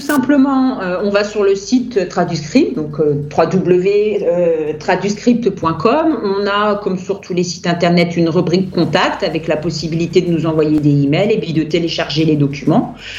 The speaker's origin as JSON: {"language": "French", "country": "France", "first_language": "French", "said": "je suis française"}